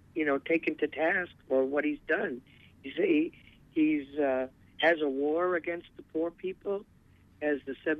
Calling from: Indian Island, Maine, United States; I'm calling from Indian Island.

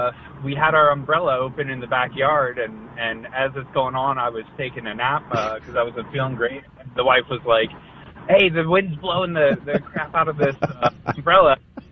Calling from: Dallas, Texas, United States; Dallas area, on my way to work in Farmers Branch.

